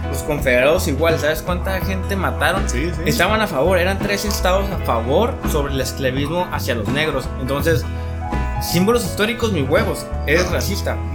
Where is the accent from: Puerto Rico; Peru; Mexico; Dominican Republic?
Mexico; Yo soy latinoamericano. Es, mexicano, pues. Sí, somos mexicanos, pero pues somos, del continente americano.